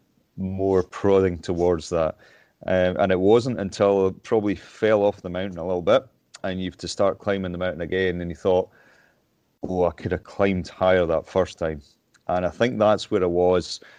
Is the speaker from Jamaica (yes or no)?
no; Lockerbie, Scotland, United Kingdom; moved away as an adult; also born or lived in Stirling; I moved up to Stirling from my hometown in Lockerbie